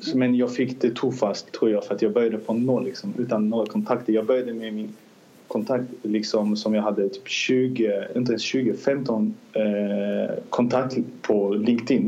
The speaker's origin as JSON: {"language": "Swedish", "country": "Azerbaijan", "second_language": "Swedish", "moved": "yes", "lives_now": "Sweden", "said": "Jag är från Azerbajdzjan. Vi kom till Sverige 2008 som flyktingar"}